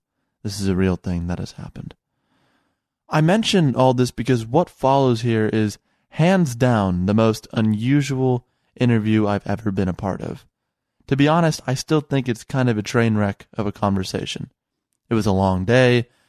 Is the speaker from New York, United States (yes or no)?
no; Chicago, Illinois, United States